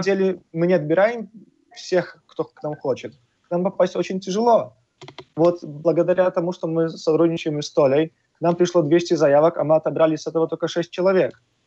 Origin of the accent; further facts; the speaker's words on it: Poland; moved away as an adult; now in Malta; мы сами из Польши, э, наши основатели, пять ребят, которые эту школу открыли